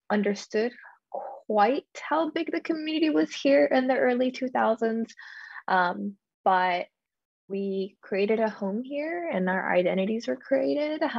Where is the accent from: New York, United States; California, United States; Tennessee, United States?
Tennessee, United States; Nashville; also born or lived in Guam / Salt Lake City; I am from Nashville, Tennessee. My family is uh, specifically from Amidi, and I go back and I travel there every couple years.